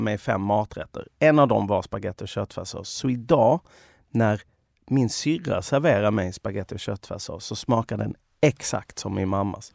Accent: Sweden; jag där som svensk

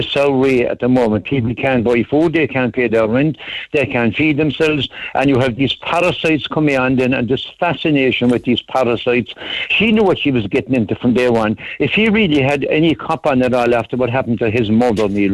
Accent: Ireland; as an Irish Republican

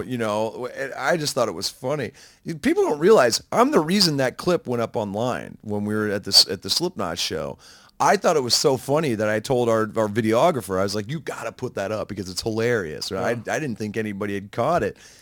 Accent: United States; being an American

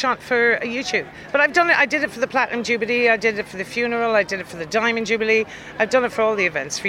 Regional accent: Ireland; now in London, United Kingdom; Now, as an Irish girl

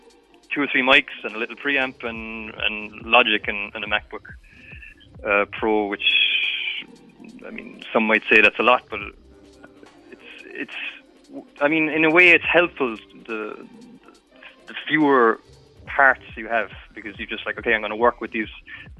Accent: Midleton, Ireland; now in Brussels, Belgium; I'm from Middleton

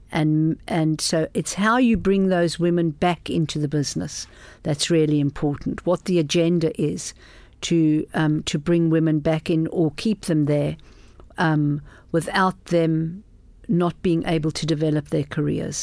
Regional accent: South Africa; moved away; I grew up in South Africa in very, very political times

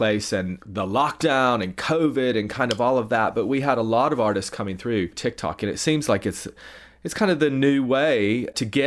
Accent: East Tennessee, United States; now in United Kingdom; I grew up in Tennessee. I've been in the UK for a long time. But for us growing up in East Tennessee

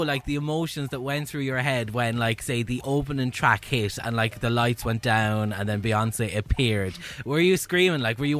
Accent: Carlow, Leinster, Ireland; I'm Carlow as well.

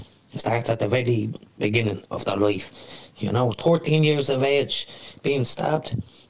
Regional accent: Dublin, Leinster, Ireland; I grew up in Darndale years ago

